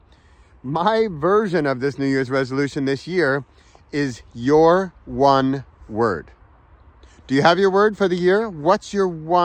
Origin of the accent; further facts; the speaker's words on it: Southern California, United States; moved away; I was born in California, grew up in Southern California